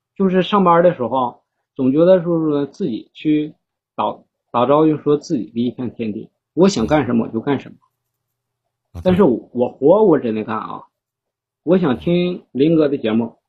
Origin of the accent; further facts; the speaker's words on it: Changchun, Jilin, China; 我是长春的